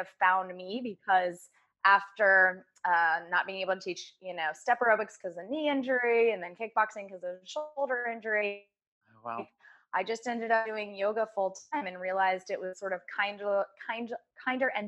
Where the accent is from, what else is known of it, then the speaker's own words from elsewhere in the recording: Virginia Beach, Virginia, United States; I grew up in Virginia Beach, very active from age two.